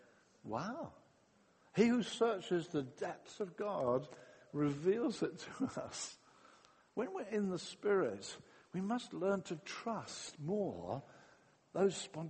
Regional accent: England, United Kingdom

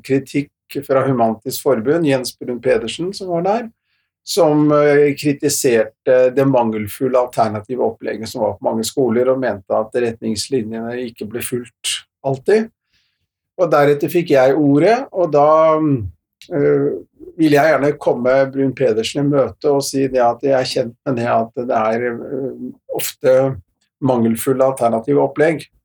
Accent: Oslo, Norway; also born or lived in Fredrikstad; now in Bergen, Norway; Jeg er østlending, har vokst opp i Oslo og Fredrikstad-området.

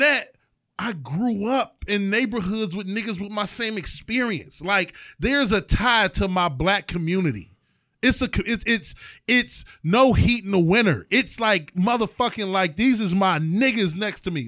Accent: East Cleveland, Ohio, United States; I am from East Cleveland, Ohio

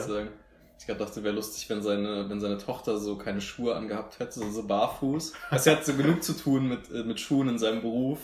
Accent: Marburg, Hesse, Germany; dass wir aus Marburg kommen

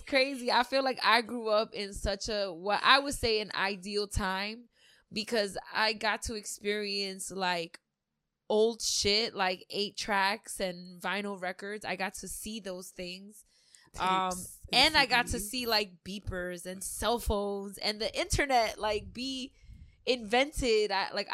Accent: New York City, New York, United States; also born or lived in Long Island, New York; I grew up in Queens most of my life

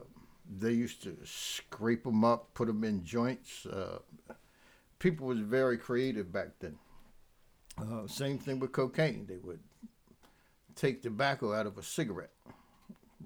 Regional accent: Camden, New Jersey, United States; also born or lived in Pennsauken, New Jersey; I'm from Camden. I was raised in a little town called Delaire

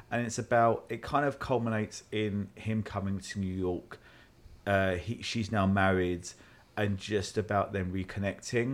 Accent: London, United Kingdom; moved away; I am from South London

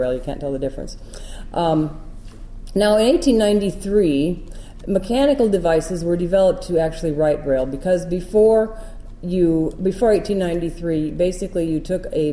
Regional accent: Midwest, United States; also born or lived in Iowa; I'm from the Midwest

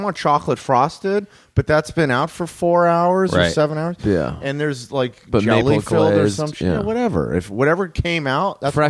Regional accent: Los Angeles, California, United States; also born or lived in Burbank; And I grew up in the Valley

